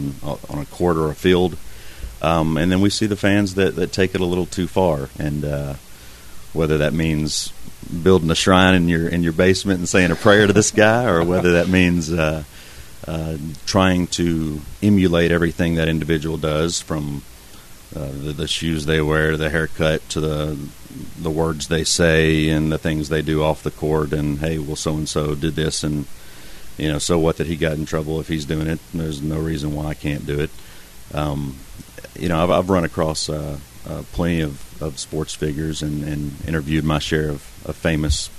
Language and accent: English; Nashville, Tennessee, United States; moved away as an adult; I've just moved out here from Middle Tennessee, where I was born and raised in Nashville